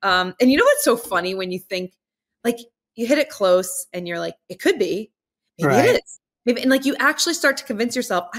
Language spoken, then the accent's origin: English; New Jersey, United States; growing up in the New Jersey area, I mean, growing up on some of the greatest courses ever in the tri-state area.